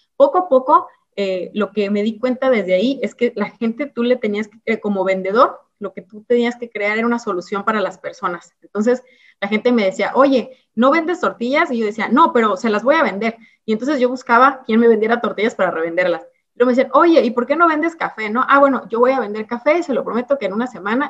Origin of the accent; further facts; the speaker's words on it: Ciudad Victoria, Tamaulipas, Mexico; yo crecí en Ciudad Victoria, en Tamaulipas. Nací en un lugar que se llama Ciudad Mante, pero realmente desde muy bebé me llevaron a Ciudad Victoria, Tamaulipas